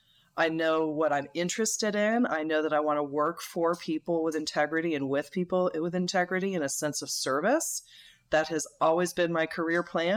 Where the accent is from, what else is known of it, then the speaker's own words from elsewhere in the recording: Northeast, United States; And I enjoyed growing up in the Northeast. When I left the Northeast, I thought, well, now I'm going to really discover what America's like.